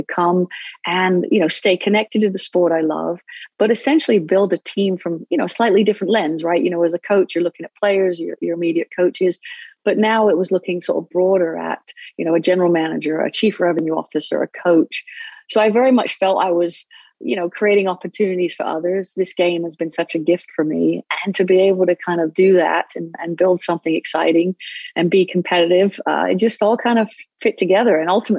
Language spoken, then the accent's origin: English; England, United Kingdom; now in United States; Well, I grew up in England, where it is, it's known as football most around the world, except America, actually.